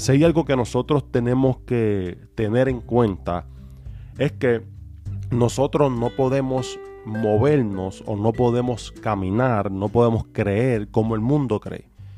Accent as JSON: {"language": "Spanish", "country": "Puerto Rico", "said": "de donde nosotros somos, que somos de Puerto Rico"}